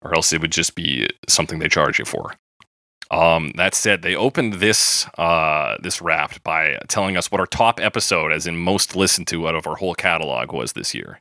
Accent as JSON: {"language": "English", "country": "Canada", "said": "we're Canadian"}